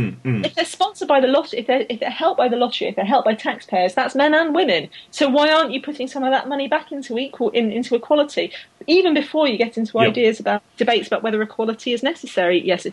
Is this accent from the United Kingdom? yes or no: yes; United Kingdom; I'm British.